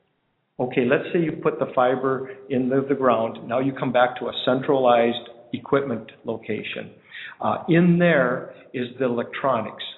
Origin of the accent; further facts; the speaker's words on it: North Dakota, United States; moved away; I grew up in North Dakota, and there's tons of co-ops in North Dakota